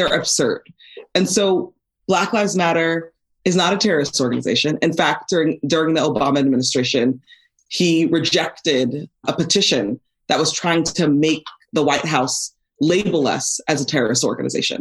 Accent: Los Angeles, California, United States; life growing up in Van Nuys.

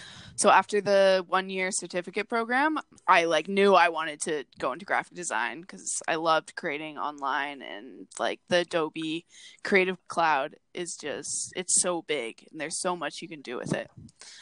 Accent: Peterborough, Ontario, Canada; So I grew up in Peterborough, Ontario. It's this small town a little bit northeast from Toronto.

